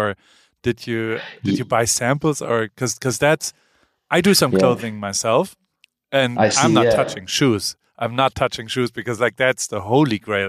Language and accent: English; Germany; as a German